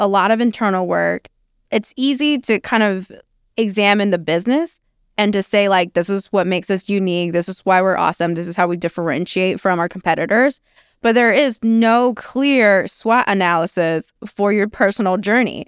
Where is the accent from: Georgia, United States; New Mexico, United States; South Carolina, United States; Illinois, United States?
New Mexico, United States; also born or lived in China; I am Chinese by birth. I am New Mexican by, by upbringing